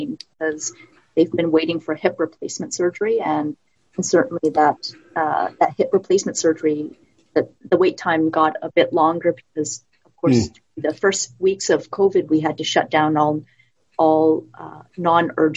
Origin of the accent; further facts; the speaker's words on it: Vancouver, British Columbia, Canada; I actually grew up in Vancouver. I moved to North Vancouver a few years